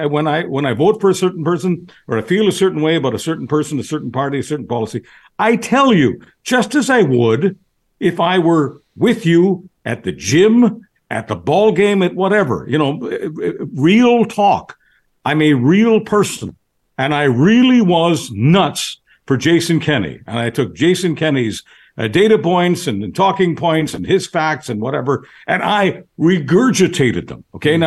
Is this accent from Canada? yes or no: yes; Canada; I am a citizen. I'm a Canadian citizen. The article that I'm most proud of is my Canadian passport.